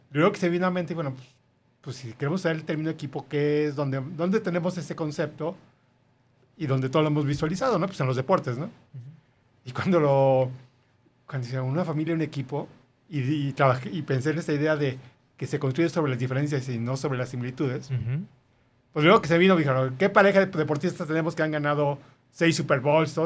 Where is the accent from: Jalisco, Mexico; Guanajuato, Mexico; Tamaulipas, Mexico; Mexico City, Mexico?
Mexico City, Mexico; moved away as an adult; now in Guadalajara, Mexico; Los dos somos de la Ciudad de México